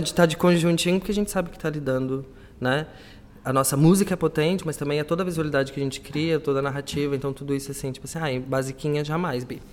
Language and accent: Portuguese; Brazil; now in Portugal; somos brasileiras, né? Somos imigrantes.